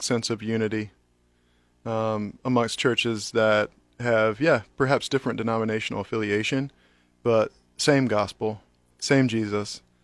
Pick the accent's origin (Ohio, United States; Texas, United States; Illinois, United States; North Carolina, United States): North Carolina, United States; now in Lincoln, United States; I grew up in North Carolina